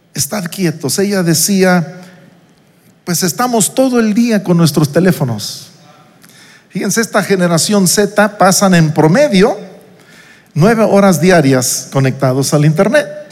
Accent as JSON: {"language": "Spanish", "town": "Uruapan", "region": "Michoacán", "country": "Mexico", "tie": "born or raised there", "also_born_or_lived": "New York", "moved": "as an adult", "said": "Yo salí de Uruapan, Michoacán, donde crecí, donde pasé mi infancia."}